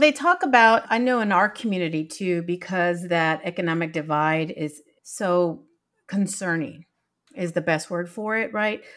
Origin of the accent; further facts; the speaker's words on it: San Antonio, Texas, United States; I come from San Antonio, Texas